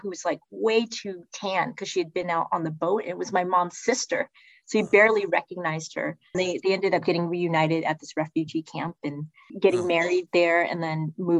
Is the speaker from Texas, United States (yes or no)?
yes; Texas, United States; born there; I was born in Texas, right?